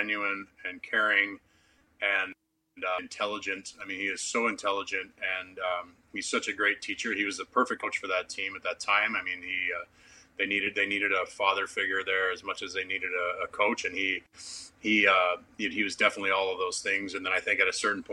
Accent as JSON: {"language": "English", "country": "Canada", "said": "for a Canadian kid"}